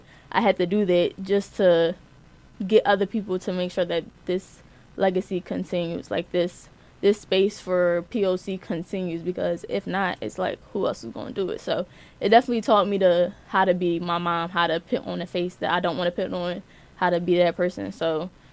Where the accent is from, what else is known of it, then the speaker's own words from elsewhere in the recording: Philadelphia, Pennsylvania, United States; moved away; I'm from Philly